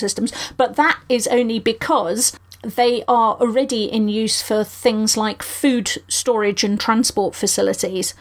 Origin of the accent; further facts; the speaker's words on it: United Kingdom; I'm British